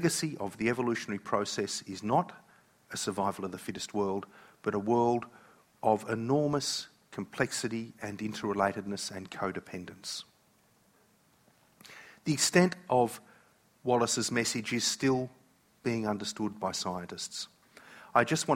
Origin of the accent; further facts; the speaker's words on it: Australia; I am an Aussie